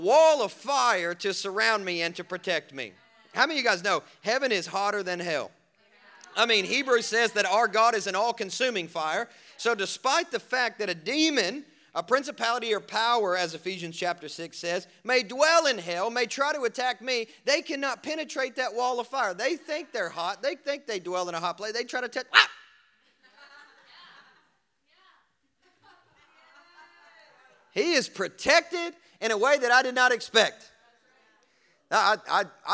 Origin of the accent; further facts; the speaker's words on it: Kentucky, United States; I'm from Kentucky